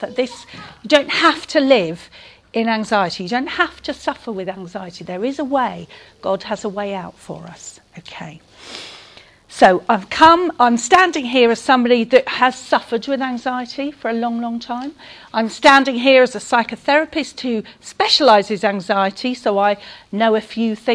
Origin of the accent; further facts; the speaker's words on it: St Albans, East of England, United Kingdom; I'm from St Albans in Hertfordshire